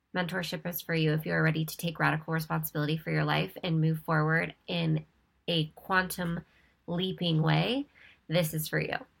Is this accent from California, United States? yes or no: yes; Ventura, California, United States; moved away as an adult; now in Costa Mesa, United States; I am from Ventura, California. I was born and raised on the beach